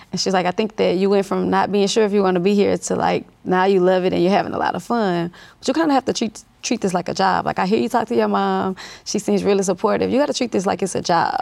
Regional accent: Monroe, Louisiana, United States; now in Baton Rouge, United States; I grew up in North Louisiana, Monroe, Louisiana

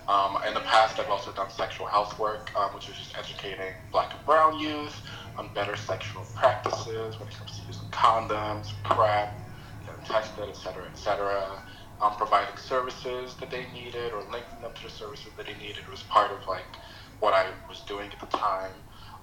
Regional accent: Queens, New York, United States; so that's kind of a little bit about how I grew up in here in Queens.

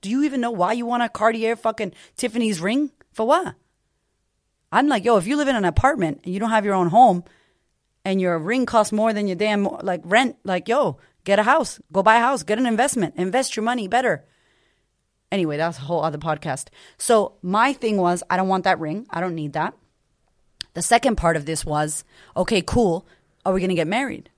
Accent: Boston, Massachusetts, United States; I grew up in Boston to a single mother

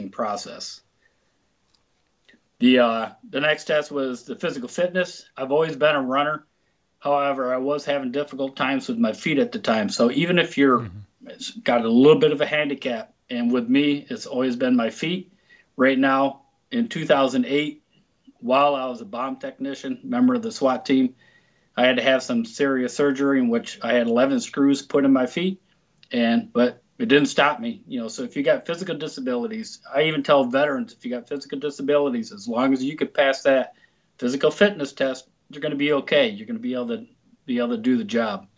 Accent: Central New York State, United States; moved away as an adult; also born or lived in Arizona; So I grew up in Central New York State. I graduated high school, after which I moved to the state of Arizona.

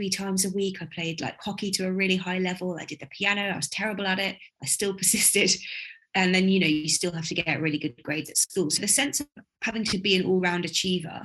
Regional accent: Buckinghamshire, South East England, United Kingdom; also born or lived in Walthamstow, London; I grew up in Buckinghamshire

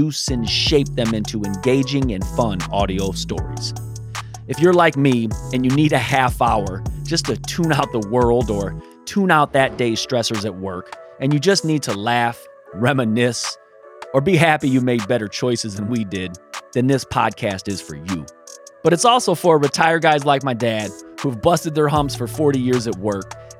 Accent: Moreno Valley, California, United States; growing up in Sunnymead, hitching trains

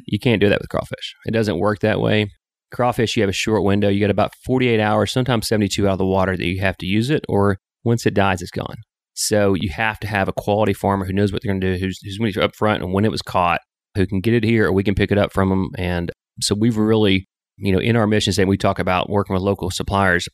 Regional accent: Sling County, Arkansas, United States; also born or lived in Dallas, Texas; now in Northwest Arkansas, United States; we grew up in Sling County, what I call the s, iconic southern farm

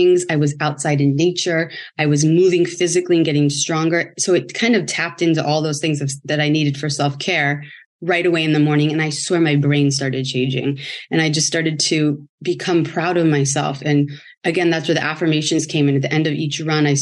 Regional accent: San Francisco, California, United States; moved away as an adult; now in Los Angeles, United States; I'm from San Francisco, moved

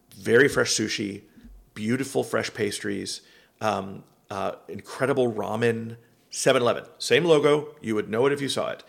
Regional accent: Miami, Florida, United States; moved away; also born or lived in Seattle; I grew up in Miami and then lived in Seattle

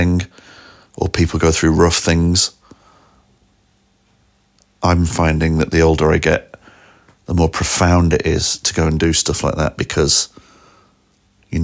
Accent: Manchester, North West England, United Kingdom; moved away as an adult; also born or lived in Rochdale; my hometown, Manchester, which I was born in Rochdale. And then but from 6 months till the age of 25, I've lived in a couple of various bits of Manchester.

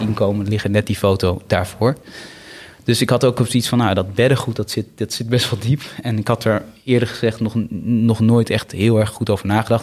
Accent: Bennekom, Gelderland, Netherlands; moved away; also born or lived in Sri Lanka / Amsterdam; in het kleine dorpje Bennekom waar ik ben opgegroeid.

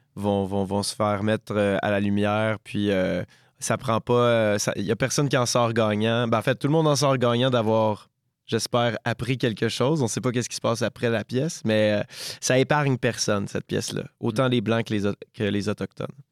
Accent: Quebec, Canada; chez nous au Québec

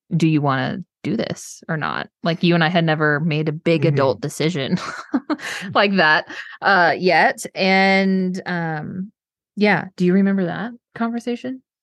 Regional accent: Texas, United States; moved away as an adult; also born or lived in northern New York; I'm from Texas

